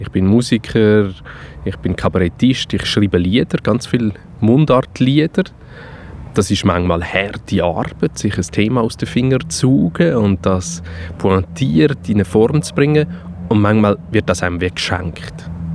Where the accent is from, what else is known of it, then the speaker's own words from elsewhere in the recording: Winterthur, Zurich, Switzerland; also born or lived in Buchs; now in Suhr, Switzerland; ich bin kein Aargauer, ich bin in Winterthur aufgewachsen.